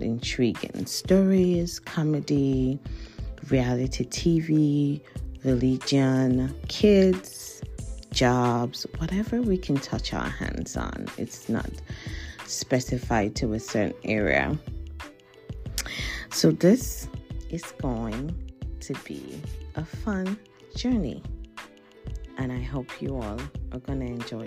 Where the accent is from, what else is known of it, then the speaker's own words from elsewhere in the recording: Nigeria; moved away; I am from Nigeria originally.